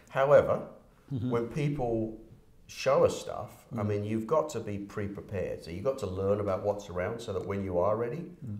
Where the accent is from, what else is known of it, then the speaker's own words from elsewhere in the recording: United Kingdom; now in Canada; From the UK, yeah.